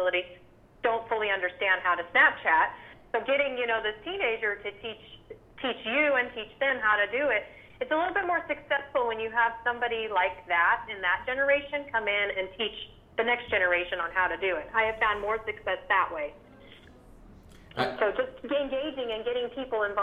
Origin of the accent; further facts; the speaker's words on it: Las Vegas, Nevada, United States; I'm from Las Vegas